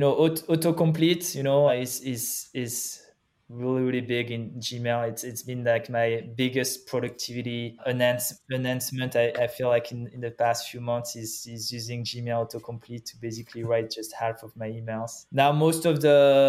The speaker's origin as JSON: {"language": "English", "country": "France", "also_born_or_lived": "Paris", "accent": "French", "second_language": "English", "moved": "yes", "said": "Back in Paris, French, obviously, as you can hear from my from my accent."}